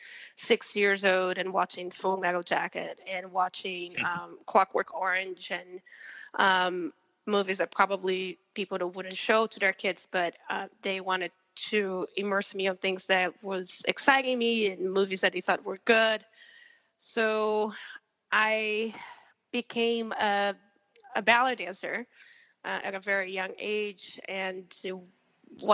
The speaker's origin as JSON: {"language": "English", "region": "Rio de Janeiro", "country": "Brazil", "tie": "born or raised there", "said": "I was born and raised in Rio de Janeiro, Brazil"}